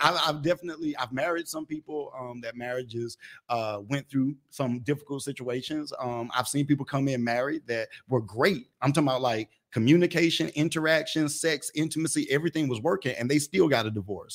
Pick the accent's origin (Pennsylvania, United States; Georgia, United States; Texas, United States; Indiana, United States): Georgia, United States; Atlanta; I was born and raised in Atlanta, in Atlanta